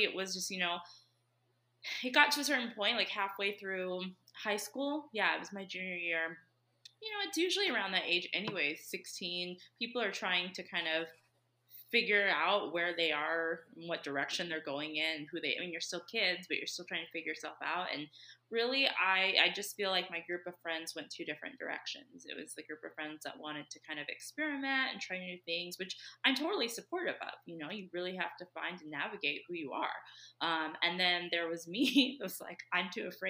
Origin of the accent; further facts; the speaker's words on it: Southern California, United States; now in Utah, United States; I say I'm from Southern California just because that's where I spent most of my childhood.